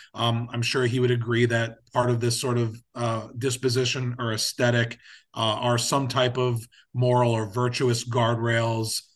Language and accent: English; North Carolina, United States; I'm from North Carolina. I work at a public policy think tank, uh, down here in Raleigh